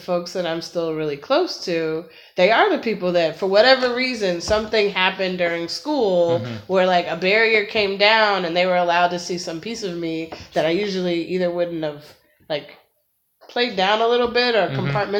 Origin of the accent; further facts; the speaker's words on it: Midwest, United States; I was from the Midwest, you don't want to be too Midwestern.